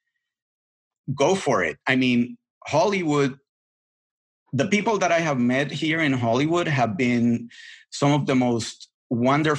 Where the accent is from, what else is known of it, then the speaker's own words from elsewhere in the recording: Puerto Rico; English is a second language; moved away as an adult; also born or lived in Boston; I was brought up in the island. I left the island when I was 20. English was not my first language